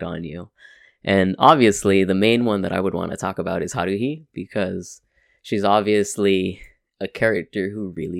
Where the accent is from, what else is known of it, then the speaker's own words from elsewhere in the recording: California, United States; I'm from California